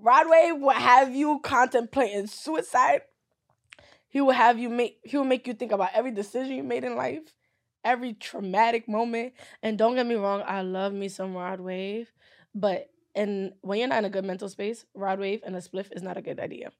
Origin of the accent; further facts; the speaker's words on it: Nigeria; I'm Nigerian.